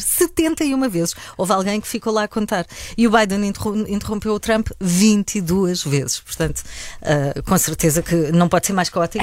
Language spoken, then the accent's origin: Portuguese; Algarve, Portugal; Eu, como algarvia